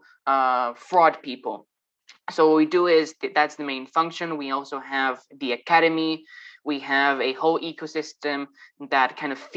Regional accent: Madrid, Community of Madrid, Spain; moved away; Initially from Madrid

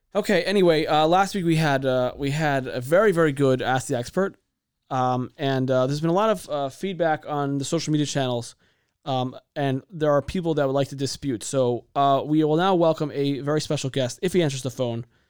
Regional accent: San Diego, California, United States; as a kid growing up in San Diego

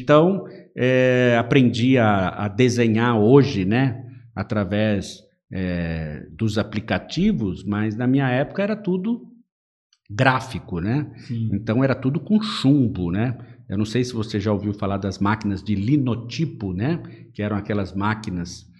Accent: São Paulo, Brazil; moved away as an adult; now in Marília, Brazil; eu nasci na capital

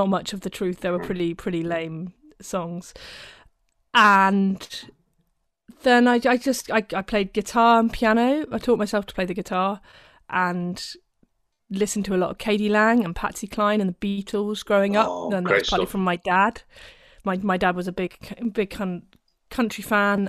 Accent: Steventon, South East England, United Kingdom; moved away as an adult; now in Birmingham, United Kingdom; I'm originally from Oxfordshire, a little village. Called Stevenson

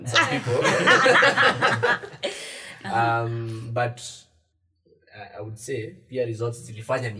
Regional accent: Kikuyu, Kiambu County, Kenya; Yes, I'm from Kikuyu. I live in Kikuyu.

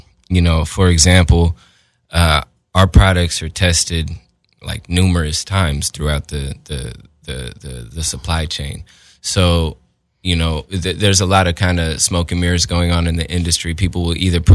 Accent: Portland, Oregon, United States; now in Los Angeles, United States; I'm from Portland, Oregon, but I live here in LA now

